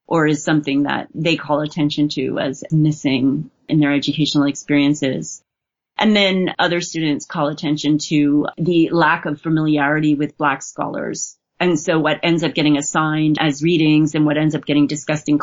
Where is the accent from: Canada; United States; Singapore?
Canada; Montreal, Quebec; I wasn't born here, but I'm from Montreal. I've lived the vast majority of my life here.